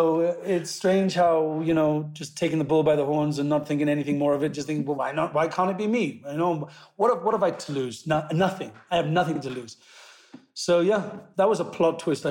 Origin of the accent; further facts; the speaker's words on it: Pontypool, Wales, United Kingdom; moved away; I'm Welsh